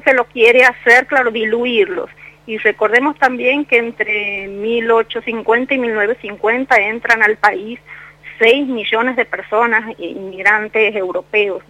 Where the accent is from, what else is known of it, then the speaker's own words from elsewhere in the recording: Santiago del Estero, Argentina; now in Mendoza, Argentina; Orgullosamente santiagueña y, sintiéndolo, sintiendo mucho la ausencia porque del pago, porque llevo muchos años acá en Mendoza